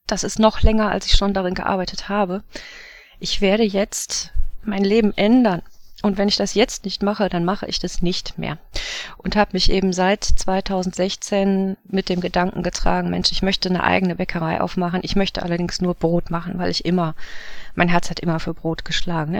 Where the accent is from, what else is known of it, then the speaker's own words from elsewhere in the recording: Wuppertal, North Rhine-Westphalia, Germany; also born or lived in Swabia; ich komme aus Wuppertal